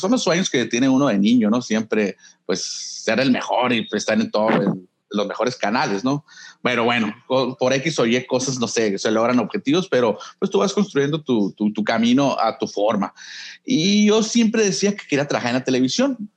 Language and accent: Spanish; Nogales, Sonora, Mexico; now in Hermosillo, Mexico; yo nací en Hermosillo, pero crecí en Nogales, desde los ocho años me fui a vivir para allá